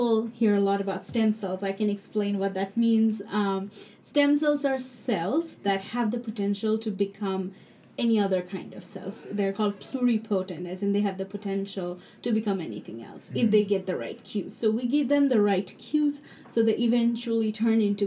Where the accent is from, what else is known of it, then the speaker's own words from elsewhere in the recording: Dhaka, Dhaka Division, Bangladesh; English is a second language; moved away as an adult; also born or lived in New York; now in United States; I grew up in Dhaka, and I went to a very good school called Sunnydale